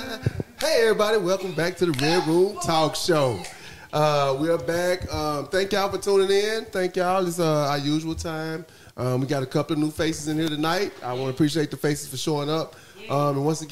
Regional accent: Dallas, Texas, United States; I'm from Dallas.

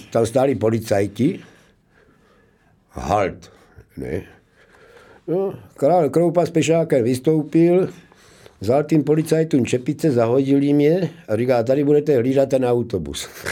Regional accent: Zlín, Zlín Region, Czechia; moved away as an adult; also born or lived in Brno / Prague; domov vždycky mám jako v tom Zlínu, Gotwaldově, jo. že tam jsem vyrostl

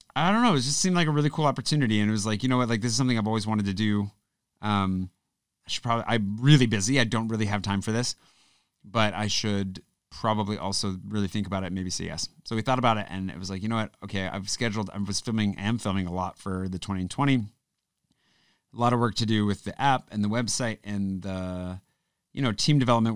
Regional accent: United States; moved away as an adult; now in France; growing up in the States

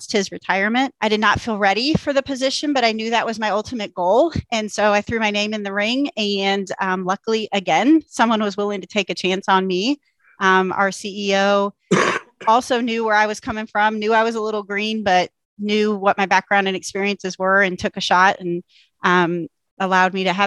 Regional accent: Columbia, Missouri, United States; moved away as an adult; also born or lived in San Diego area / Washington, D.C. area; I was born and raised here in Columbia, Missouri, where I live still today

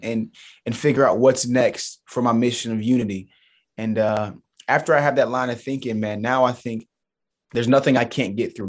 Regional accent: Charleston, South Carolina, United States; Charleston Southern University. So, it's a mid-major Division One school in my hometown

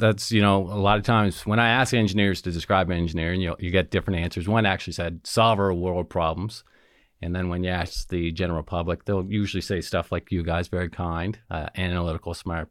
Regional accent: Antigonish, Nova Scotia, Canada; moved away as an adult; I grew up in Antigonish, sometimes known as the Little Vatican

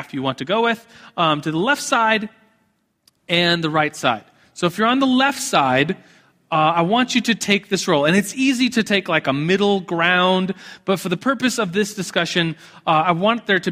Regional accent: United States; as American evangelicals

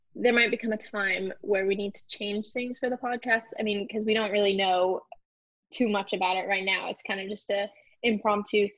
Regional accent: Mercer Island, Washington, United States; also born or lived in Ballard, Seattle, Washington; I grew up in Ballard for a little while until about first grade, and then I moved to Mercer Island

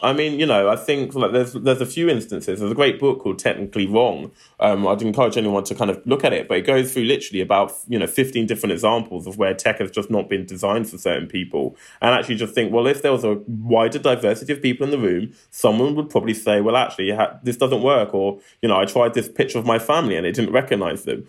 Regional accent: London, United Kingdom; I grew up in Southeast London, a place called Lewisham

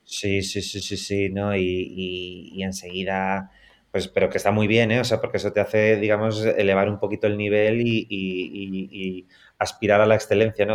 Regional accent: Spain; Nosotros que somos españoles

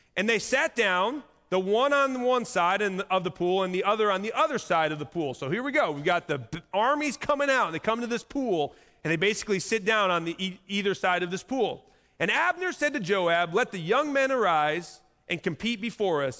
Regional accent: Indiana, United States; I'm just from Indiana

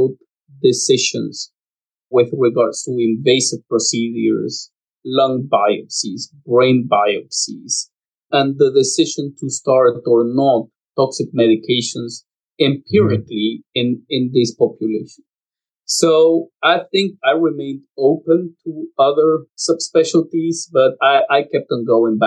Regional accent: Lima, Peru; moved away as an adult; I was born in Lima, Peru.

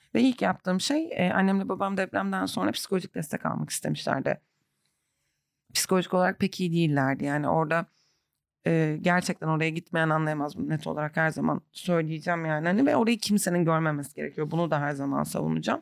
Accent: Antakya, Hatay, Turkey; also born or lived in Kadıköy, Istanbul; now in Istanbul, Turkey; Ben de buradayım. Çoğu Antakyalı arkadaşım da burada. Yani çoğumuz dönmeyen kısımdanız

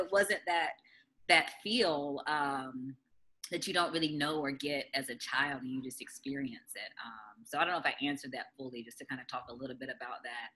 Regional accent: Durham, North Carolina, United States; I grew up in country Durham in the county, off a dirt road before RTP was built.

